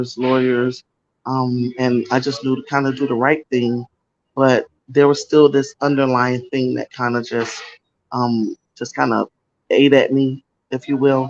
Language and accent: English; Lake Wales, Florida, United States; I grew up in Lake West, Florida. That's one of the citrus capitals of the world